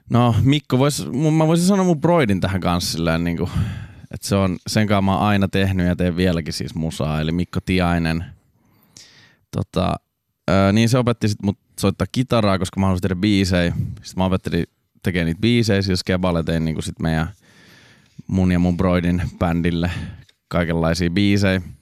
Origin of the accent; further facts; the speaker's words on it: Raisio, Southwest Finland, Finland; also born or lived in Turku; Niin mähän oon siis Raisiosta alun perin.